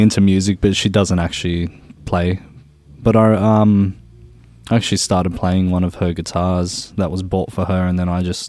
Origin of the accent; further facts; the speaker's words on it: Sydney, New South Wales, Australia; Grew up in a place called George's Hall in Sydney, and right next to Bankstown Airport